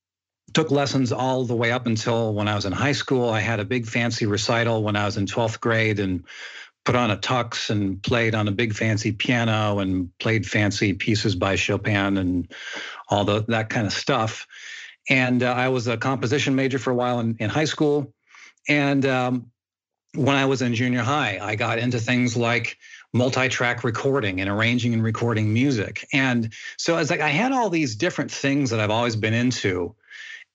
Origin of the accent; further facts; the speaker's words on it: Midwest U.S., United States; also born or lived in Australia; now in Hollywood, United States; Grew up mainly in the Midwest U.S. and had a pretty quiet upbringing